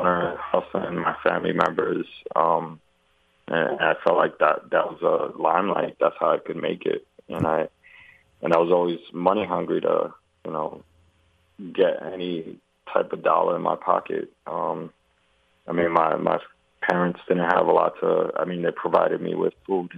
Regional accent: New York City, New York, United States; I grew up on Rivington Street, and I was all over like Eldridge, Broome Street, around the Delancey area

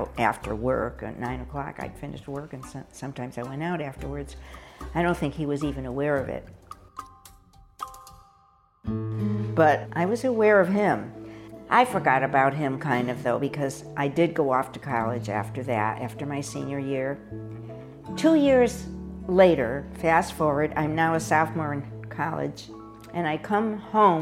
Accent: Hartford, Connecticut, United States; born or raised there; moved away as an adult

